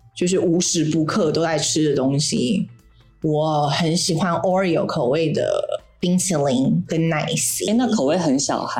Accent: Taipei, Taiwan; moved away as an adult; also born or lived in Shanghai, China; now in Saudi Arabia; 我离开我出生的地方，台北

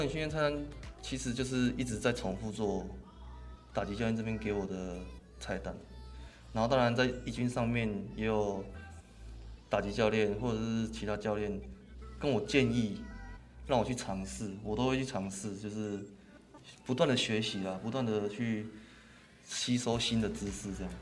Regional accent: Min'an Elementary School, Xinzhuang, New Taipei, Taiwan; 我就一定要转去那个新北的那个民安国小

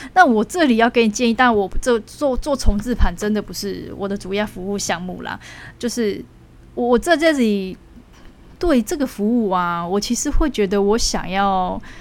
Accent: Taiwan; 生为台湾人的骄傲

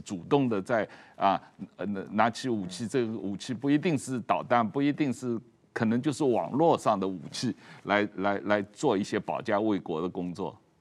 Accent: China; moved away; 小时候都是在中国长大的

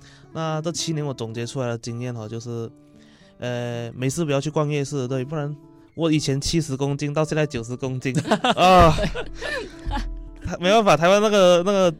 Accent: Malaysia; first language Chinese; moved away as an adult; now in Taiwan; 我们马来西亚其实只是个发展中国家，

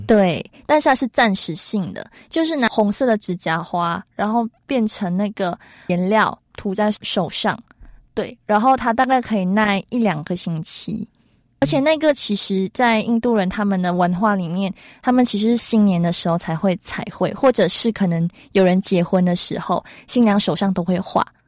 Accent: Malaysia; now in Taiwan; 我们在马来西亚没有咖喱，就是直接 不能过日子

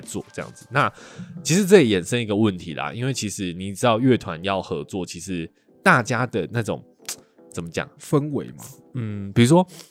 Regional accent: Kaohsiung, Taiwan; 我是高雄人嘛

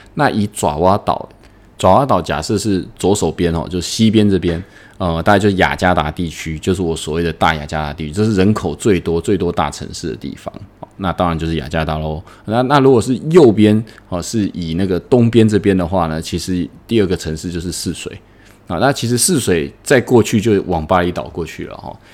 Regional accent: Taiwan; now in Indonesia; 我们台湾人可能就是做小本生意

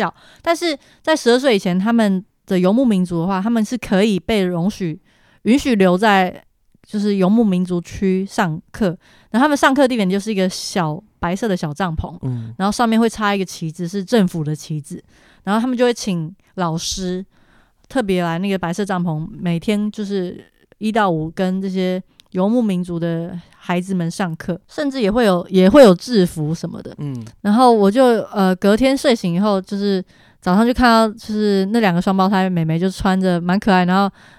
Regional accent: Taiwan; 但是我是台湾人哎，

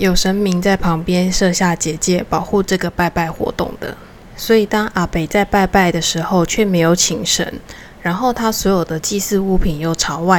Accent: Taiwan; 那我们台湾人的习惯就是买了新房子，那搬进去之前呢，当然要办一个热热闹闹的礼俗的活动。

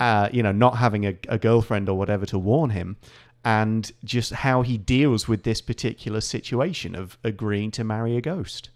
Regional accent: Nottingham, East Midlands, United Kingdom; moved away as an adult; now in Taiwan; company in my hometown, in Nottingham

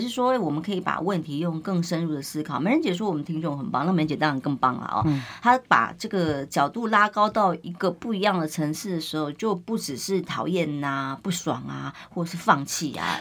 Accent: Taiwan; 我们台湾人

